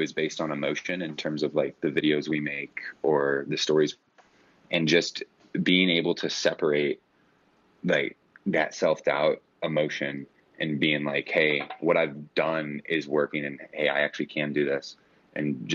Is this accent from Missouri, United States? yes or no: yes; St. Louis, Missouri, United States; I'm from St. Louis, Missouri